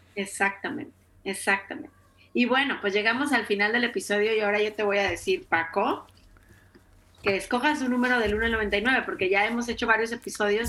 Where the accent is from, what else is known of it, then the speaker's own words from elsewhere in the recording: Mexico; en mi tierra, en mi ciudad se llama trolelote, en México se llama esquite